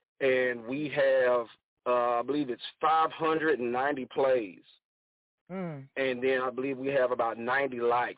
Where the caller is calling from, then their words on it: Angleton, Texas, United States; I'm calling from Angleton, Texas. We're about maybe 45 minutes south of Houston, Texas. And so that's where we are right now.